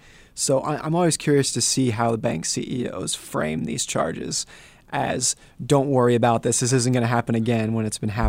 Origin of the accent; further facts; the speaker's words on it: Lake Tahoe, United States; also born or lived in Seattle; I grew up in Lake Tahoe. You could get 5 feet of snow and no one would blink. And then I've also lived in cities where I lived in Seattle